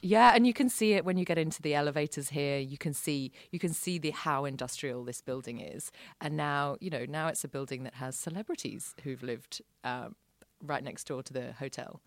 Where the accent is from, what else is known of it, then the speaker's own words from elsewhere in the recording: London, United Kingdom; moved away as an adult; now in Sydney, Australia; I grew up around London